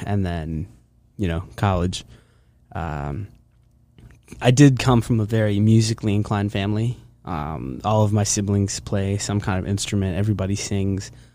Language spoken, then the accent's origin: English; Hershey, Pennsylvania, United States; I am from Hershey, Pennsylvania. That's where I grew up.